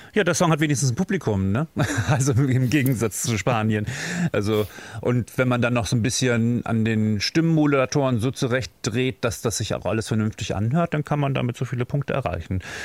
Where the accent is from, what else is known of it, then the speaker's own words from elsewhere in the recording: Germany; wir da als Deutsche